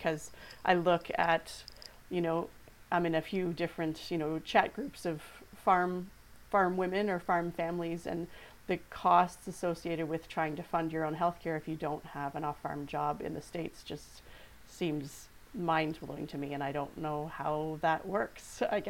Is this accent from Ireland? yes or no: no; Canada; us as Canadian farmers